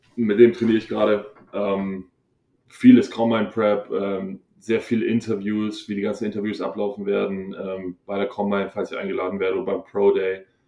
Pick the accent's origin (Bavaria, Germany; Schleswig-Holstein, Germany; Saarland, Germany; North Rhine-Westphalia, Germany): Bavaria, Germany; Hohenbrunn; moved away as an adult; ich bin aus Hohenbrunn